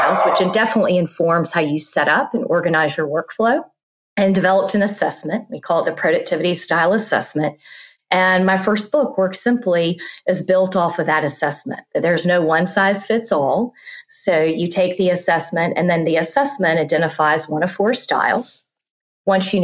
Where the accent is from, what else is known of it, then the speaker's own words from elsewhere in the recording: South Carolina, United States; moved away as an adult; also born or lived in Virginia; now in Charlotte, United States; I was born and raised in South Carolina, went to school in Virginia.